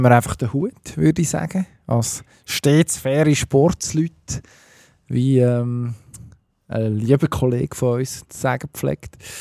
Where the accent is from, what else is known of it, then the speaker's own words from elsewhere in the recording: Switzerland; als Schweizer Skifan